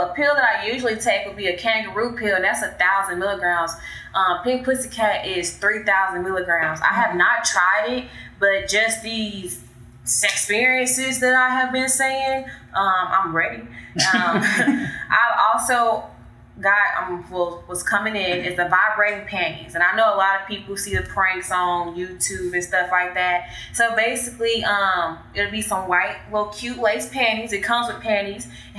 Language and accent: English; Dallas, Texas, United States; I'm from